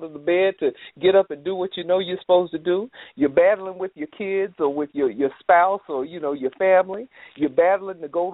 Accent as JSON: {"language": "English", "town": "Aiken", "region": "South Carolina", "country": "United States", "tie": "born or raised there", "moved": "yes", "said": "I grew up in Aiken, South Carolina, and it was a small town"}